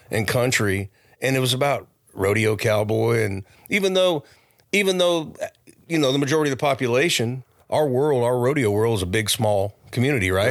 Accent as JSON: {"language": "English", "town": "Oakdale", "region": "California", "country": "United States", "tie": "born or raised there", "also_born_or_lived": "Modesto, California", "said": "I was born in Modesto, California. Um, and I grew up kinda in the Oakdale area, Modesto, Oakdale"}